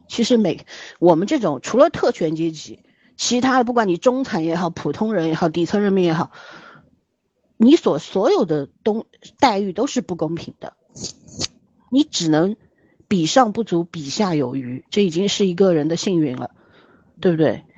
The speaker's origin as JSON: {"language": "Chinese", "region": "Shanghai", "country": "China", "said": "我是一个上海人"}